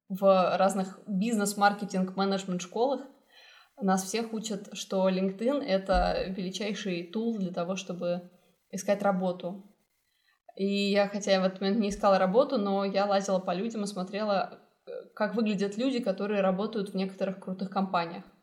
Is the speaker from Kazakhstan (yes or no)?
yes; Kazakhstan; moved away; also born or lived in Vancouver, Canada; Я уехала из Казахстана в Ванкувер, потом поступила в Исипка.